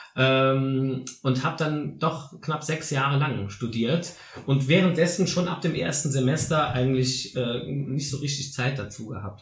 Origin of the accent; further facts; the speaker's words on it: Saarland, Germany; hier bei uns im Saarland